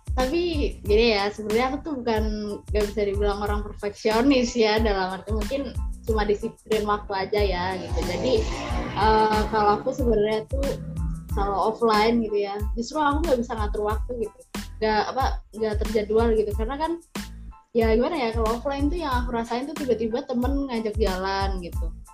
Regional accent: Central Java, Indonesia; asalnya dari Jawa Tengah

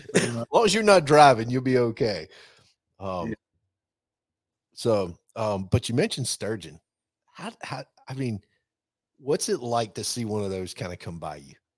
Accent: the South, United States; I grew up obviously in the South

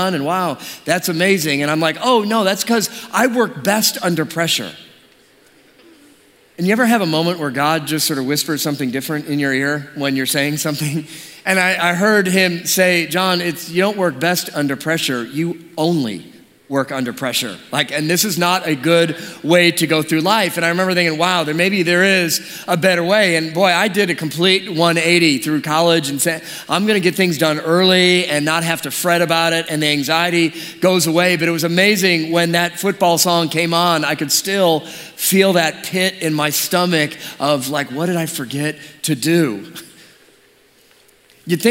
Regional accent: Detroit, Michigan, United States; moved away; also born or lived in California; I grew up in Detroit

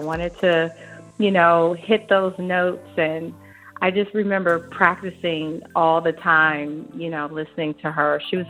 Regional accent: Valdosta, Georgia, United States; born there; I was born in Valdosta, Georgia.

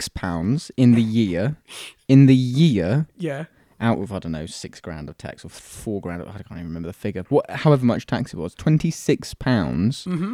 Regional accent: United Kingdom; I'm too British to riot.

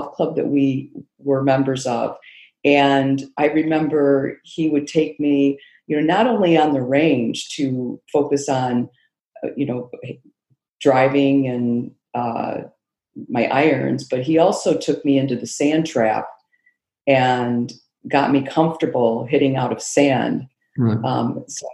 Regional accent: Rockford, Illinois, United States; also born or lived in Iowa / North Carolina; now in Chicago, United States; our Rockford Park District. That's the city I grew up in Illinois

